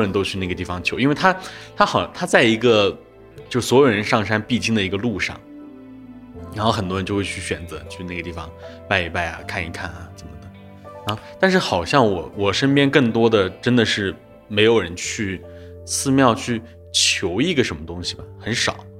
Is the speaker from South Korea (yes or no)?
no; Jiangnan, China; 我是一个在江南出生的一个地方